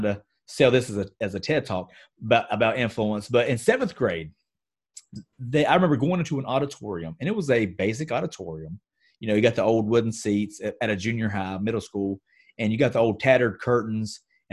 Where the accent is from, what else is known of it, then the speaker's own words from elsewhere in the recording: Gastonia, North Carolina, United States; my hometown in Gastonia, North Carolina, is a very textile-rich environment.